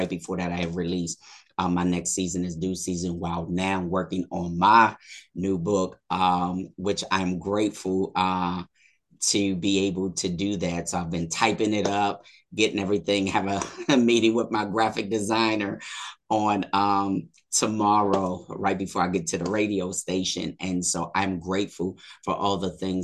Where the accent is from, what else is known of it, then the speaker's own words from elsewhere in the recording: Harrisburg, Pennsylvania, United States; moved away as an adult; now in Maryland, United States; I'm originally from Harrisburg, Pennsylvania, born and raised